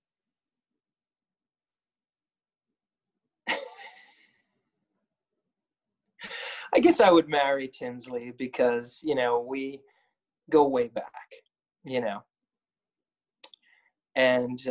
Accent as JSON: {"language": "English", "town": "Wyckoff", "region": "New Jersey", "country": "United States", "tie": "born or raised there", "said": "who I grew up with in Wyckoff."}